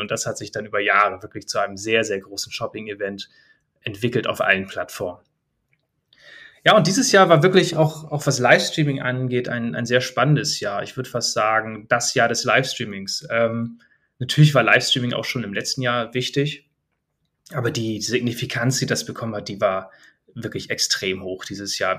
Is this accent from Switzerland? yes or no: no; Germany; bei uns in Deutschland